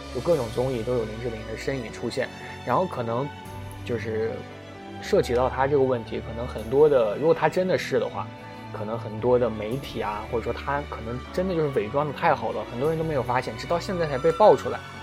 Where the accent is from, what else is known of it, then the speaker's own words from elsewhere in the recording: China; 作为一个中国人 我们大家都是中国人嘛